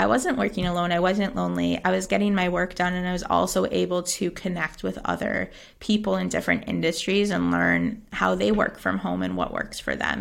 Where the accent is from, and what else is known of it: United States; moved away as an adult; now in Xàtiva, Spain